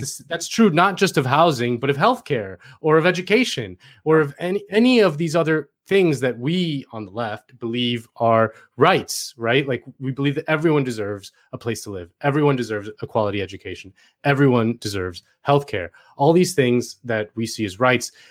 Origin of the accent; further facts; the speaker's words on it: Miami, Florida, United States; moved away; I'm from Miami